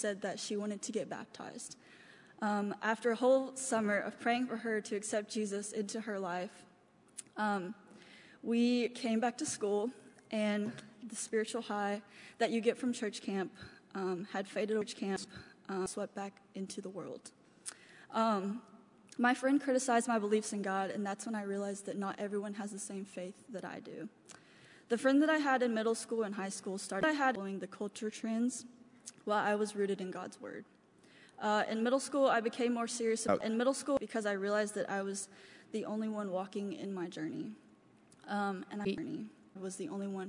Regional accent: Lawrence, Kentucky, United States; also born or lived in China; I was raised in Lawrence, Kentucky

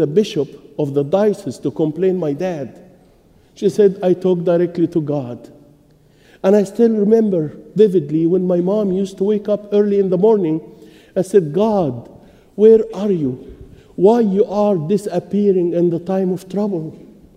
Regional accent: Egypt; moved away; I was born and raised in Egypt

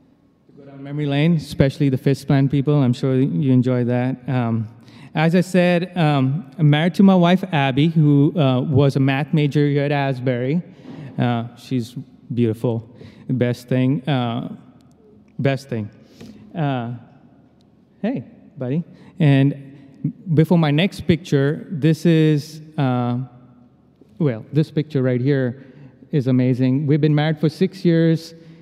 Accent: India; As a phoner, I was really good at it, you know, because I'm Indian.

